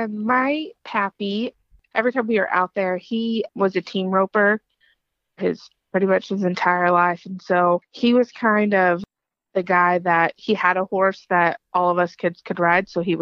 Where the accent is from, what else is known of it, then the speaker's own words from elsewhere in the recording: Oklahoma, United States; I grew up in Oklahoma. And then about 16 years old, I have family out in West Texas, in Midland, in Odessa. And so I was out there for the summer.